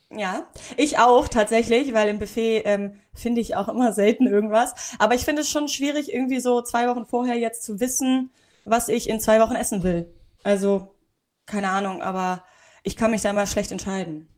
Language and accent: German; Hamburg, Germany; ich bin ja Hamburgerin